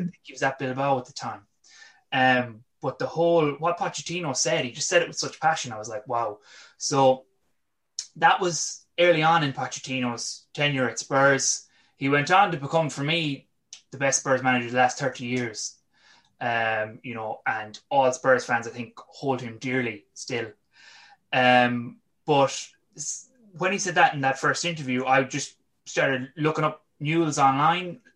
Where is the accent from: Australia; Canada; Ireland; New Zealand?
Ireland; west of Ireland; also born or lived in London; my accent is definitely not Argentine. I'm from the west of Ireland